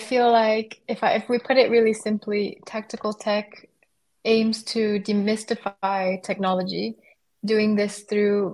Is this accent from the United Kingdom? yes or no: no; Brazil; now in Germany; I'm originally from Brazil, but I've been living in Germany for quite some time.